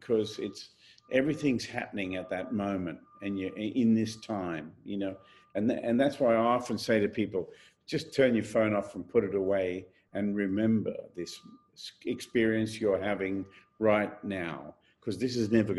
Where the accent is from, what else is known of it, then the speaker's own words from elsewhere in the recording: Australia; my home country